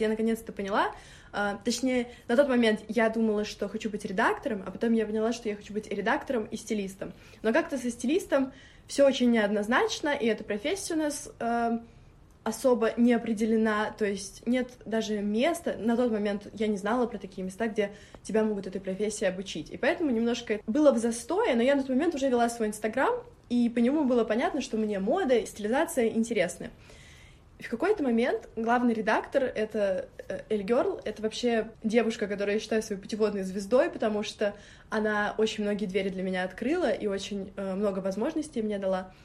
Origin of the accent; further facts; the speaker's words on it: Moscow, Russia; also born or lived in Orekhovo-Zuyevo; я считаю себя москвичкой, через три дня я была в Москве, всю жизнь живу в Москве.